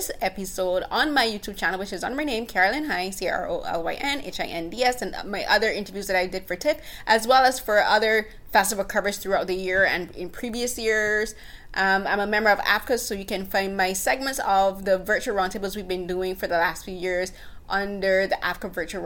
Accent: Barbados; moved away as an adult; now in Canada; I'm a Barbadian. I grew up in Barbados. I moved to Canada at the age of 26.

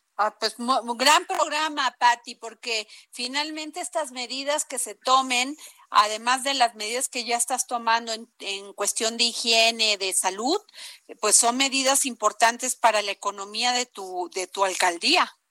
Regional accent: Mexico

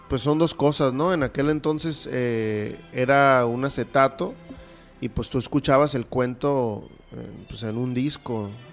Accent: Culiacán, Sinaloa, Mexico; soy un oriundo de Culiacán

